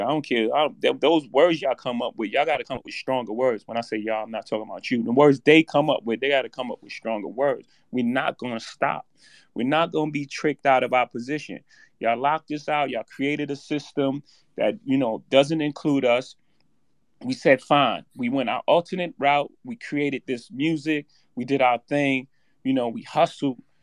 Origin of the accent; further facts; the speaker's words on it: New York City, New York, United States; I come from Marcy projects